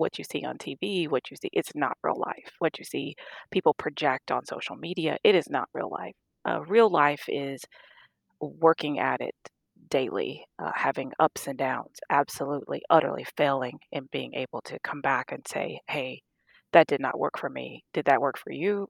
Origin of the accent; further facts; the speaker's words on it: Louisiana, United States; moved away as an adult; I'm from Louisiana